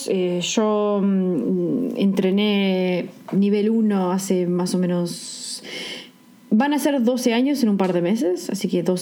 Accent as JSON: {"language": "Spanish", "country": "Uruguay", "said": "Somos originalmente de Uruguay, eh, las dos vivimos en países totalmente diferentes"}